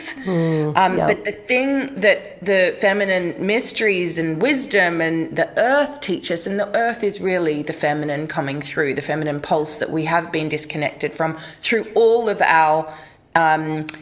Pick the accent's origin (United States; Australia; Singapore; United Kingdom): Australia; I grew up in Australia, and so we grew up with waves